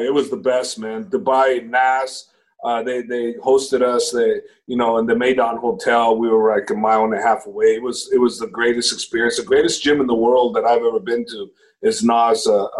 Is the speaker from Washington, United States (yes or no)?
no; San Jose, California, United States; also born or lived in Mexico; San Jose, California. I was born in Mexico, but I came here when I was like six